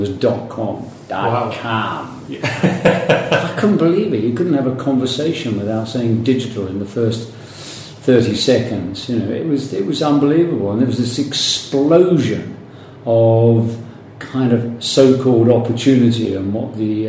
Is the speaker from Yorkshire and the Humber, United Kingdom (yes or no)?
no; London, United Kingdom; also born or lived in New York; London boy, North London.